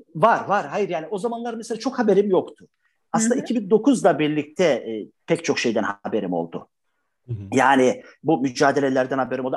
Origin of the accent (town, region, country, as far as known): Trabzon, Turkey